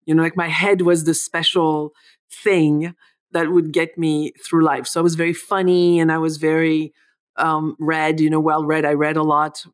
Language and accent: English; France; English is a second language; moved away as an adult; now in United States; I was born in France